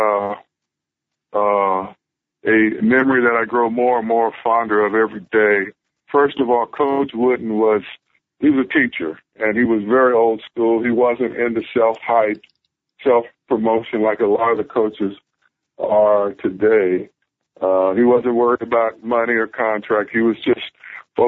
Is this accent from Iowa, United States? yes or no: no; Southern California, United States; also born or lived in Berkeley, California / Ventura, California / Santa Barbara, California; I grew up in Southern California